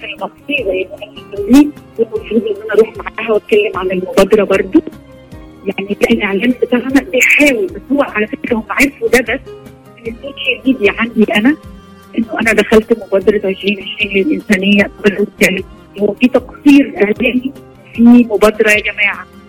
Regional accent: Egypt; عندنا في مصر

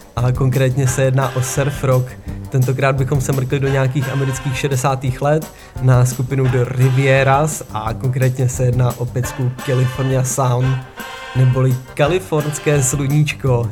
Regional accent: Czechia; now in Denmark; u nás v Čechách

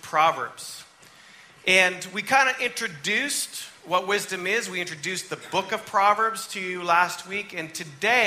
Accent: Canada; moved away; I grew up in Canada, my mom's from Massachusetts, I'm Yankee.

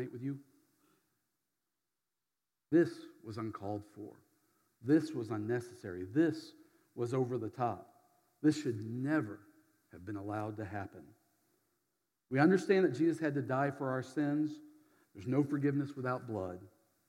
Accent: Berdyansk, Zaporizhzhia Oblast, Ukraine; moved away; my hometown, Berdyansk

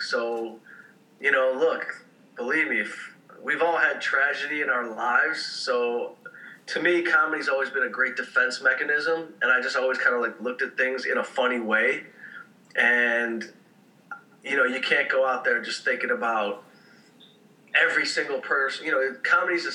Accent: Detroit, Michigan, United States; I grew up in Detroit

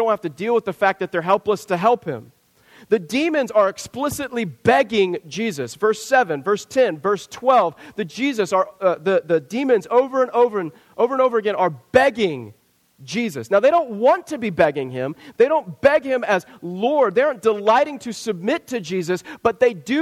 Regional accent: Southwest Kansas, United States; I grew up in Southwest Kansas, Tornado Alley

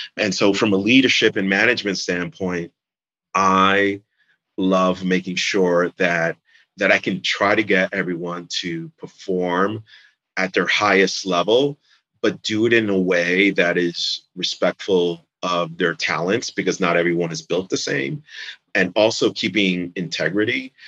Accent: New York City, New York, United States; moved away as an adult; now in Jersey City, United States; I'm from New York City, basically. And growing up in the city

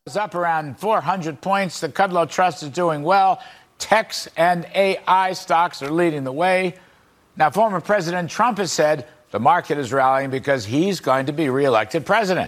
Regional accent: Arkansas, United States; I grew up in the South. Mm-hmm. I'm from Arkansas

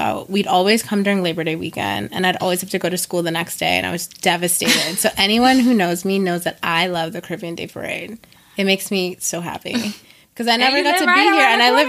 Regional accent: Minnesota, United States; moved away as an adult; also born or lived in Virginia; I grew up in Minnesota

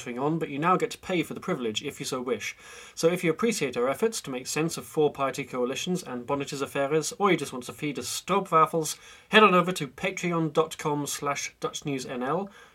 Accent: United Kingdom; now in Netherlands; a British national in the Netherlands

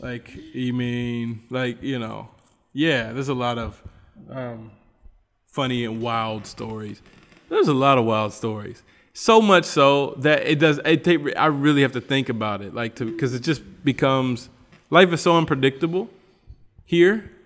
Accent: United States; moved away; I'm American

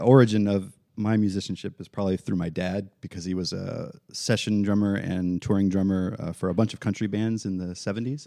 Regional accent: Central Florida, United States; also born or lived in Tennessee; I was born in Tennessee, but Central Florida since I was

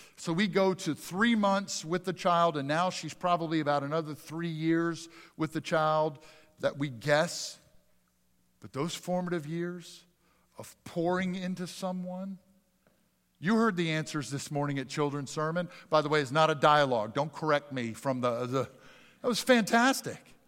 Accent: Pennsylvania, United States; moved away; also born or lived in Mississippi; I was a big Phillies kid growing up in Pennsylvania

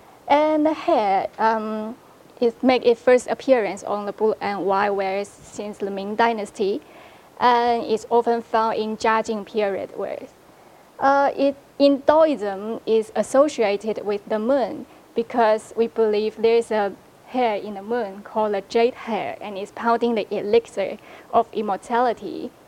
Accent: Fujian province of China, China; I come from Fujian province of China.

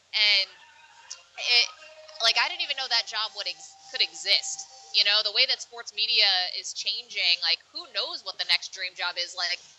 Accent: Binghamton, New York, United States; I'm from Double A Binghamton

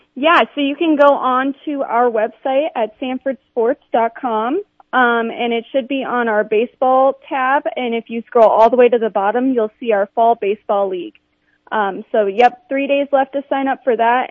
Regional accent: Sioux Falls, South Dakota, United States; I'm from Sioux Falls, so okay. I played I I played here my whole life.

